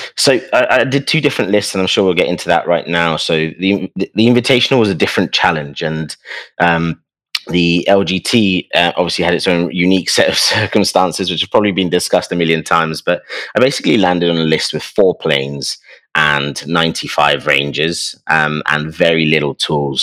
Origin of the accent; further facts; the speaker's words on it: London, United Kingdom; But I come from London